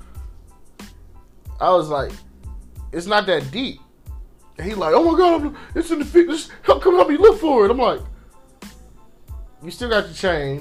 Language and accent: English; Inkster, Michigan, United States; also born or lived in Ypsilanti, Michigan; I grew up in Inkster